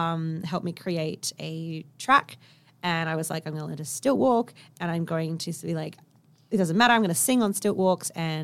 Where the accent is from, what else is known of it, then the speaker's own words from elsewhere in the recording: Kalgoorlie, Western Australia, Australia; And I grew up in Kalgoorlie.